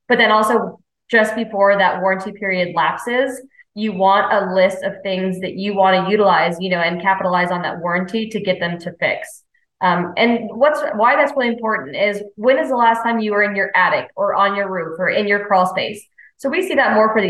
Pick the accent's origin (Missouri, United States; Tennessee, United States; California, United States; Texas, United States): California, United States; also born or lived in North Carolina Smoky Mountains; now in North Carolina, United States; I'm from California